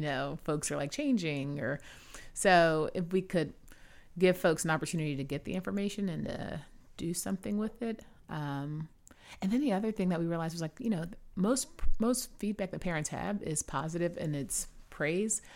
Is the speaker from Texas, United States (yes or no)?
yes; Houston, Texas, United States; moved away; I'm from Houston originally